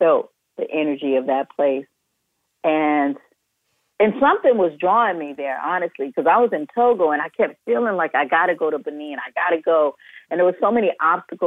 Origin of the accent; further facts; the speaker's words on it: United States; Especially for African American, because we don't really, it's almost like nobody wants to claim us